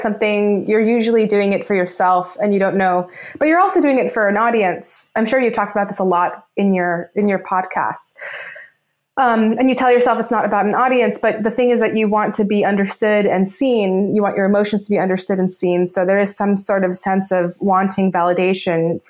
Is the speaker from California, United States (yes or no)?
yes; Los Angeles, California, United States; I grew up in Los Angeles. I'm Filipino Egyptian American. I grew up in Los Angeles